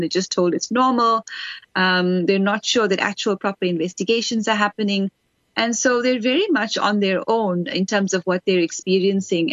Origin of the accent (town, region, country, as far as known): South Africa